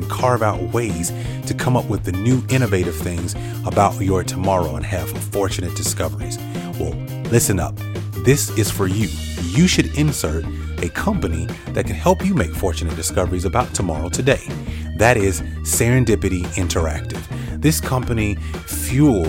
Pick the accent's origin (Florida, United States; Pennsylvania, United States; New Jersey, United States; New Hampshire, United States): Florida, United States; Gainesville; I grew up in Gainesville, Florida